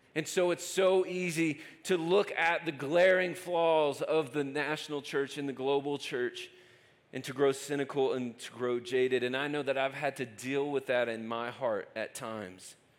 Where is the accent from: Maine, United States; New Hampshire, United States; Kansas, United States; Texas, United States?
Texas, United States; Lubbock; moved away as an adult; now in Denver, United States; I'm from West Texas and just moved to Colorado